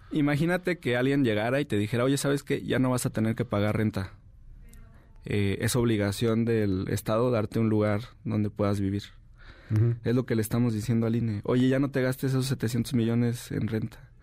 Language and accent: Spanish; Jalisco, Mexico; Yo soy de Jalisco